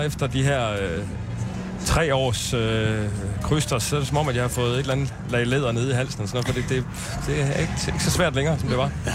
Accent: Silkeborg, Central Denmark Region, Denmark; moved away as an adult; also born or lived in Copenhagen; now in Roskilde, Denmark; Jeg er fra Silkeborg. Og flyttede til København i 99

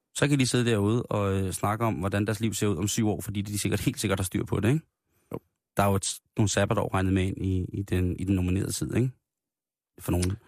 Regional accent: Denmark; der er vi jo af danskere et så generet folkefærd

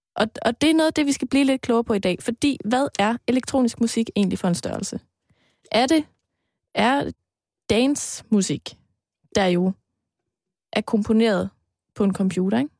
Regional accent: Aarhus, Central Denmark Region, Denmark; moved away; dengang jeg boede hjemme i Aarhus

